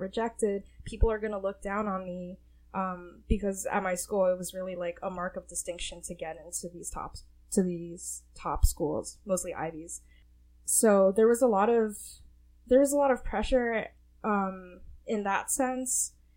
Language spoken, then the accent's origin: English; Livingston, New Jersey, United States; I grew up in Livingston, New Jersey